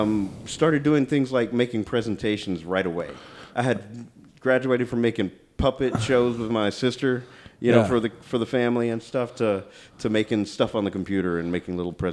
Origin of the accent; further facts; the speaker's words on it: Kennefic, Texas, United States; I grew up in a weird kind of family. So I was in the River Bottom growing up in Kennefic. Mm. My dad is half Chinese, and he grew up in Dayton, Texas.